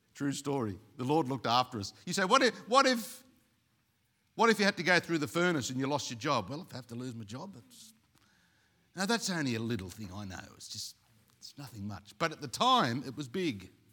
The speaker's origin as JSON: {"language": "English", "country": "Australia", "also_born_or_lived": "Sydney", "said": "being Aussie"}